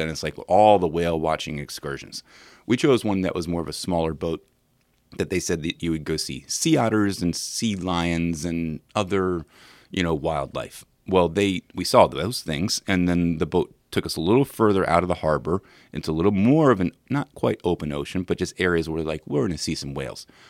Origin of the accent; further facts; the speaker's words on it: Williamsburg, Virginia, United States; I'm from Williamsburg